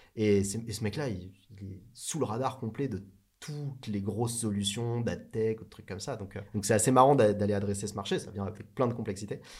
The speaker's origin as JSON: {"language": "French", "country": "France", "said": "Je viens pas de Paris, je suis en provincial."}